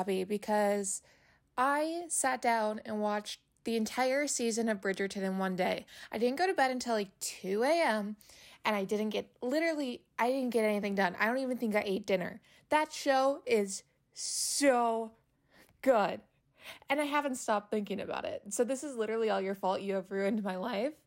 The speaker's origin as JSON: {"language": "English", "region": "North Dakota", "country": "United States", "tie": "born or raised there", "said": "I was born and raised in North Dakota"}